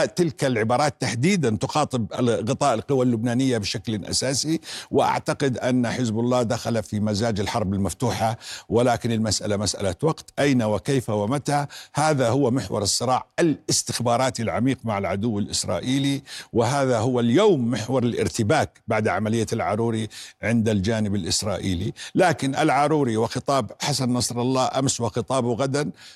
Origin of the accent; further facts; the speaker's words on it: Jordan; أنا كمواطن أردني